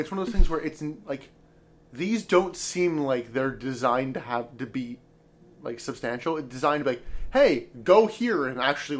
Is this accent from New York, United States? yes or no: no; Baltimore, Maryland, United States; We're from Baltimore, Maryland